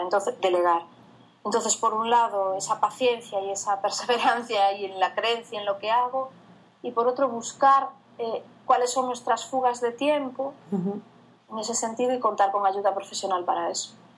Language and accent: Spanish; Viana do Bolo, Galicia, Spain; yo soy de una zona, yo provengo de una zona rural del, del Oriente Urensano, que se llama Diana de Bolo